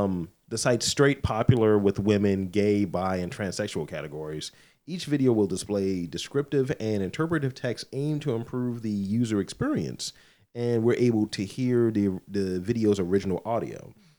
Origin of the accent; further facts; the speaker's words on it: United Kingdom; Of course, being British, we are much more likely to have a bit of a giggle and a blush.